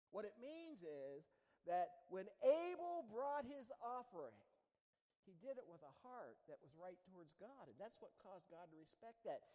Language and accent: English; United States; When I was a kid, I grew up down there on the Ohio River